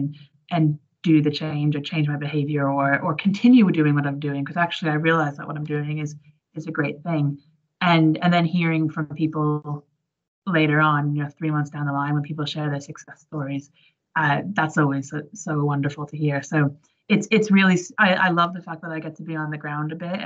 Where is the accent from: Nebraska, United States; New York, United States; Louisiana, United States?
New York, United States; moved away as an adult; now in United Kingdom; I grew up in New York, but I've been in the UK for about 15 years now